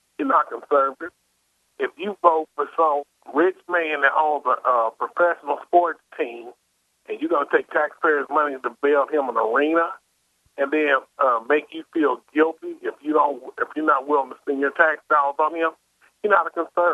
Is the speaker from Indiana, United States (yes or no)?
yes; Indianapolis, Indiana, United States; I grew up here in Indy